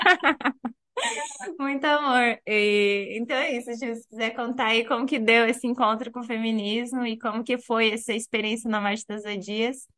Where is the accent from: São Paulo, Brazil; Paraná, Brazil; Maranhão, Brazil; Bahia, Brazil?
Paraná, Brazil; o estado onde eu nasci